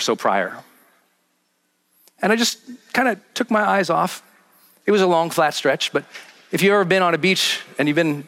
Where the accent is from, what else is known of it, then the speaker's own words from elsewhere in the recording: Montana, United States; I'm from Montana, from like a small mining town